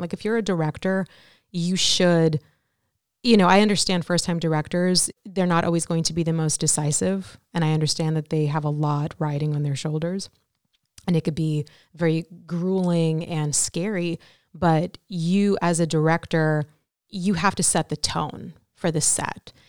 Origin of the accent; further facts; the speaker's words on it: New York City, New York, United States; I'm from Brooklyn, New York. Raised my, uh, whole life there, nearly.